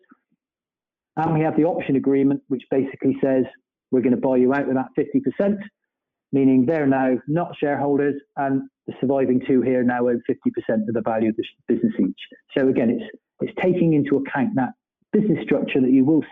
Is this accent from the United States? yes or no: no; Bristol, South West England, United Kingdom; accent: Bristolian; my Bristolian accent